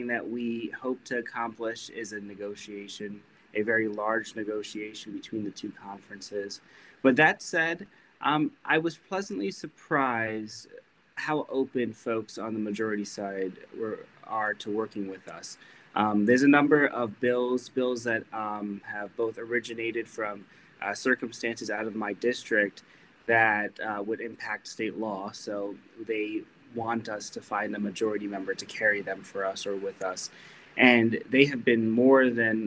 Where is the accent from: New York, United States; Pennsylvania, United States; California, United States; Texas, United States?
New York, United States; East Fishkill; I was a council member in my hometown of East Fishkill for about 5 years.